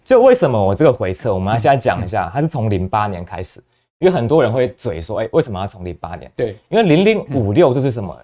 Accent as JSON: {"language": "Chinese", "country": "Taiwan", "said": "我们是台湾人"}